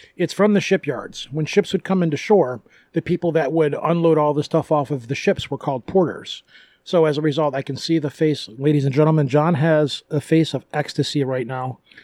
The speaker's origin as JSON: {"language": "English", "region": "Michigan", "country": "United States", "said": "You hold up your right hand because Michigan looks like a right hand, and you point on your hand where you live in the state"}